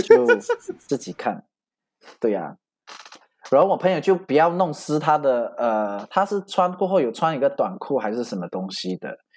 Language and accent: Chinese; Malaysia; 然后我马来西亚